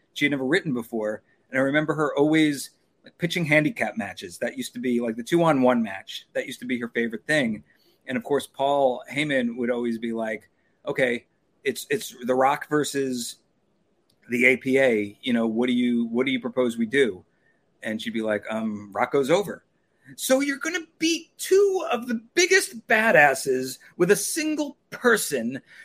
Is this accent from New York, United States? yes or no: yes; Long Island, New York, United States; moved away as an adult; also born or lived in Los Angeles; I'm from New York. I'm from Long Island.